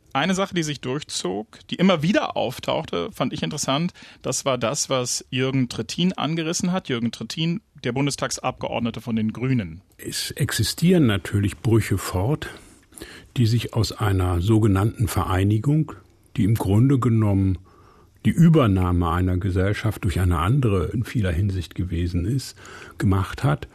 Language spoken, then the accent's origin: German; Brandenburg, Germany